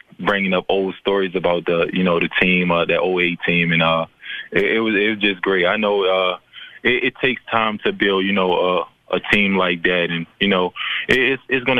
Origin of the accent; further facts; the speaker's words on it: Baltimore, Maryland, United States; moved away; also born or lived in Memphis; I'm from Baltimore.